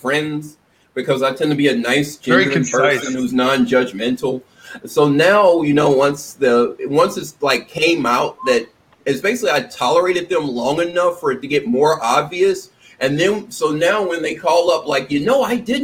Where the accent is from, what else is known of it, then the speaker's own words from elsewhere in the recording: Tennessee, United States; moved away; I'm from Tennessee originally